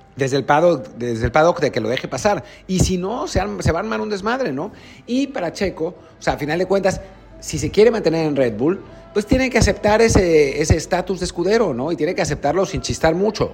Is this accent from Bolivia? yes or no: no; Mexico; como mexicanos